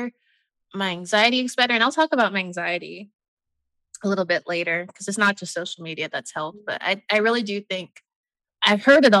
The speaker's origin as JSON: {"language": "English", "country": "United States", "said": "I am a Nigerian-American Black woman"}